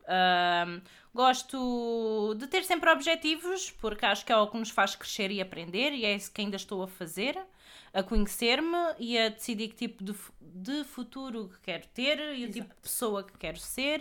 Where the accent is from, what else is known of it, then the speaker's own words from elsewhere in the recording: Palmela, Setúbal, Portugal; sou de Palmela também. Inclusive, eu e a Andreia já fomos vizinhas